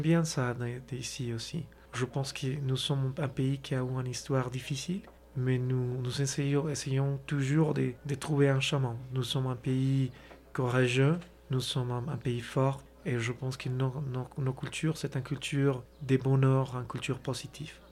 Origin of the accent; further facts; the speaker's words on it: Colombia; French is a second language; moved away as an adult; also born or lived in Brazil / China / South Korea; la Colombie, qui c'est mon pays natal